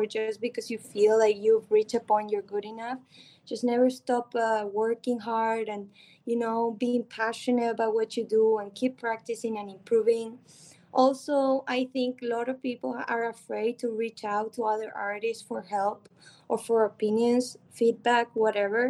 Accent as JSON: {"language": "English", "country": "Argentina", "tie": "born or raised there", "moved": "yes", "said": "I grew up in Argentina"}